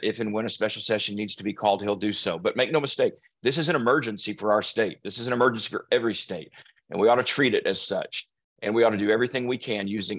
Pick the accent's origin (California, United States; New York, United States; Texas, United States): Texas, United States; Allen; It's hit my hometown